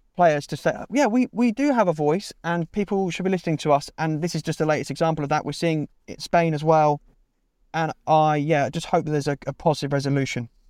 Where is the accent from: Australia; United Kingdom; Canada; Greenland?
United Kingdom; Milton Keynes, South East England; moved away as an adult; also born or lived in Bristol; I grew up in Milton Keynes for the first eighteen years of my life, then lived in Bristol for five years